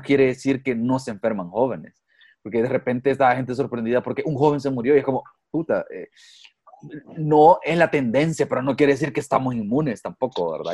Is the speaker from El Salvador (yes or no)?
yes; El Salvador; como salvadoreño o como, como ciudadano